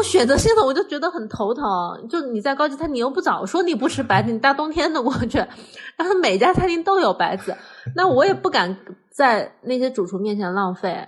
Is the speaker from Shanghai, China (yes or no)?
no; Hunan, China; 虽然我是湖南人